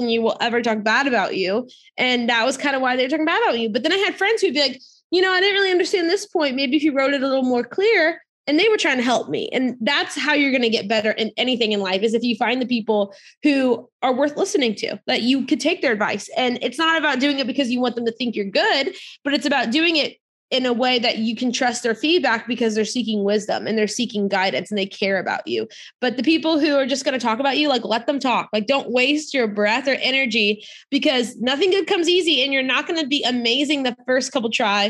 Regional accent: near New Orleans, Louisiana, United States; I grew up near New Orleans, Louisiana

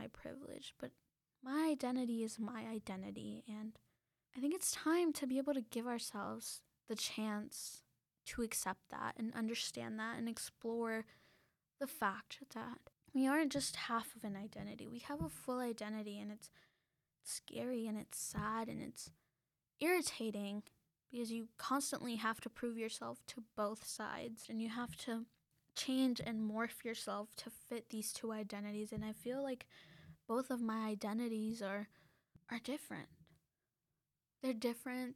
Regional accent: United States; also born or lived in Mexico; I was born in the United States

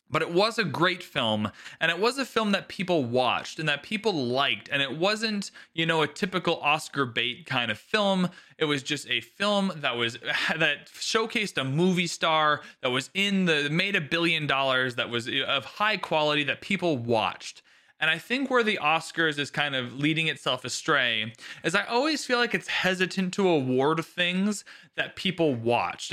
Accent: Canada; So I'm Canadian

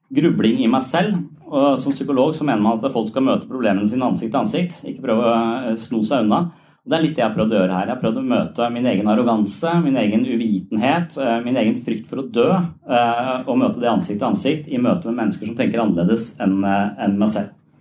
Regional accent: Tønsberg, Vestfold, Norway; moved away; jeg er fra Tønsberg

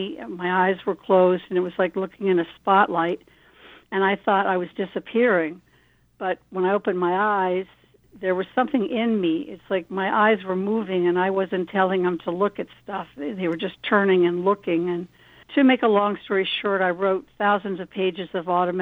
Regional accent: Maryland, United States; moved away as an adult; also born or lived in Miami; I grew up in Maryland

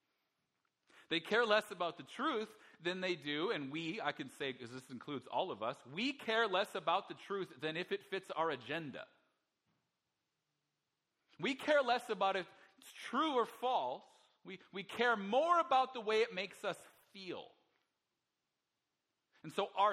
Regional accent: Alberta, Canada; I'm from Alberta. It's landlocked

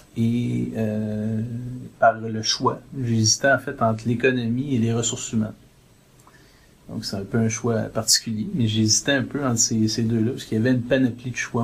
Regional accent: South Shore of Montreal, Quebec, Canada; moved away as an adult; now in Toronto, Canada; on vient du Québec, on vient de, on vient de la rive sud de Montréal, on vient d'une famille catholique pratiquante

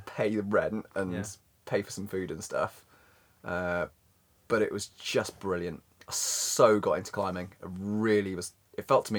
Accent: Bristol, South West England, United Kingdom; also born or lived in South Africa / Cornwall; Well, I was born in South Africa, and we spent 5 years in South Africa, and then we went to Cornwall for 5 or 6 years, and then we moved up to Bristol for 7 years or so

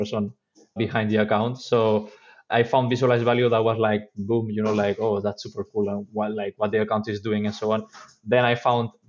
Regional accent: Spain; I'm from Spain

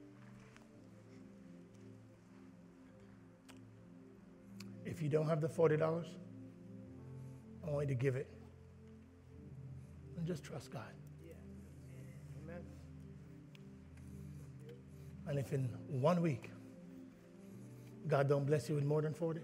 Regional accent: Jamaica; I'm Jamaican

